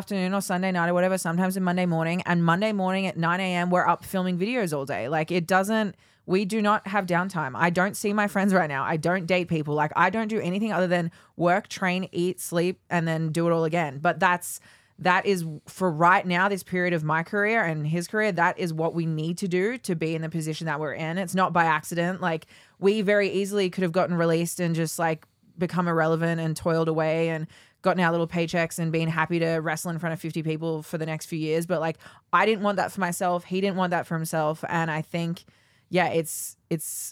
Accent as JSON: {"language": "English", "country": "Australia", "moved": "yes", "said": "as an Australian"}